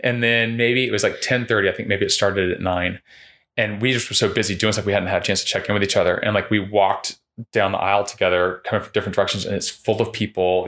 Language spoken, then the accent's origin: English; Winter Park, Florida, United States; moved away as an adult; I grew up in Winter Park